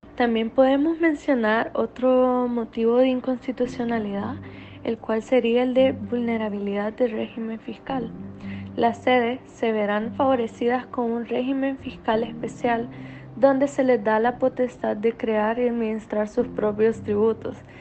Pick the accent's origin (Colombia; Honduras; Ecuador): Honduras; nosotros como hondureños